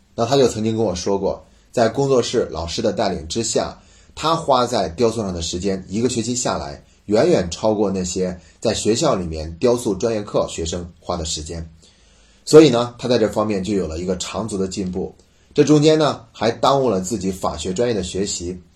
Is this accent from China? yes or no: yes; China; 我们中国人所有人都在比